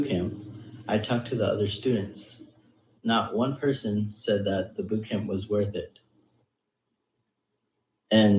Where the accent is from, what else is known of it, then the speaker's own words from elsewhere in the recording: United States; I am Indian American. I am 5'5", and I'm from the United States